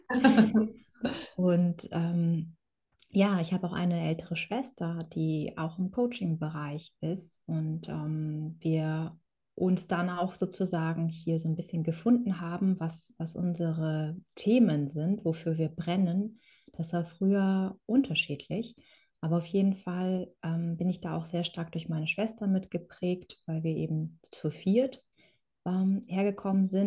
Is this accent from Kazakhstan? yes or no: yes; Kazakhstan; now in Germany; Also ich komme ursprünglich aus Kasachstan und meine Vorfahren sind äh, ursprünglich aus Deutsch, sind dann nach Russland gegangen oder eingeladen worden von Katharina der Großen. So haben meine Eltern sich in Kasachstan sind sie sich begegnet.